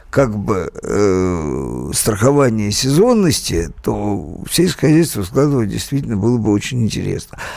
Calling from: Stavropol, Stavropol Krai, Russia; а, из Ставрополя, той недели неделе звонил, да-да

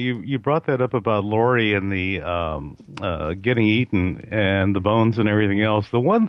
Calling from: California, United States; in California.

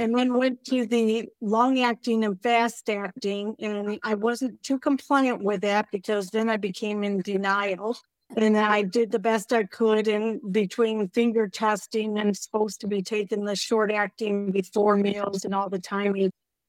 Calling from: Bellingham, Washington, United States; Bellingham, Washington.

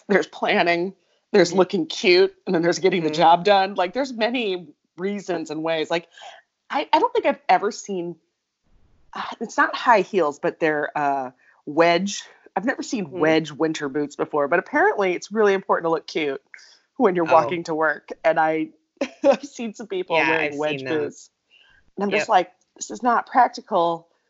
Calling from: Minnesota, United States; I'm recording from Minnesota, because guess what? We got our first big snow.

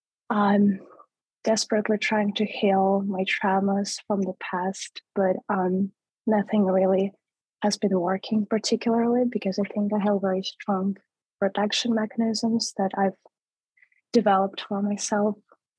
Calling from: San Francisco, California, United States; San Francisco.

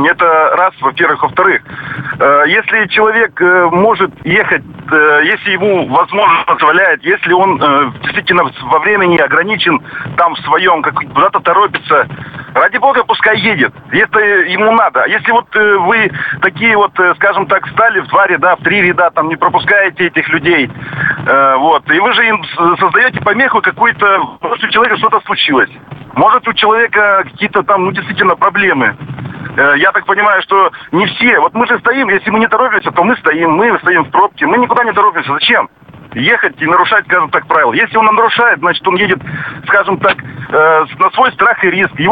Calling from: Chelyabinsk, Chelyabinsk Oblast, Russia; А, здравствуйте, я звоню вам из Челябинска

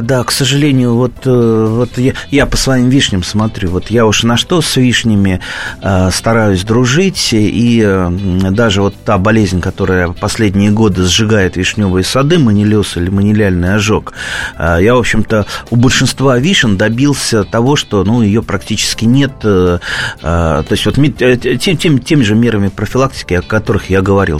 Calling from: Tver, Tver Oblast, Russia; Я звоню из Твери

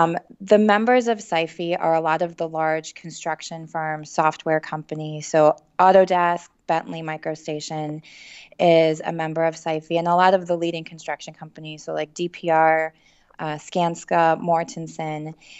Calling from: Chicago, Illinois, United States; We're based in Chicago, so I'm calling you from the Windy City.

